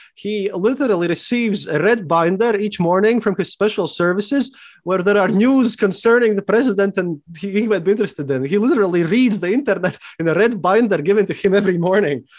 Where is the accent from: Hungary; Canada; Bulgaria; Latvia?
Latvia; Riga; I'm from Riga, Latvia, and, and I'm a historian